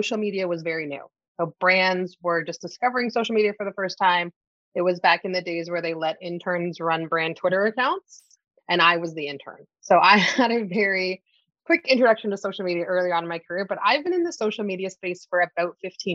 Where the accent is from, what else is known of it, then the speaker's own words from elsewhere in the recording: Canada; accent: Canadian; now in Toronto, Canada; I'm based out of Toronto, Canada. So you may hear it in my voice. If you are not familiar with Canadians, you're wondering what this accent is. I am Canadian